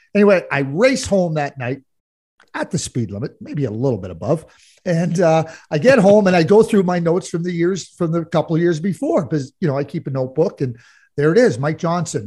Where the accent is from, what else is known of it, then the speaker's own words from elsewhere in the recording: Montreal, Quebec, Canada; I grew up in Montreal as a Guy Lafleur fan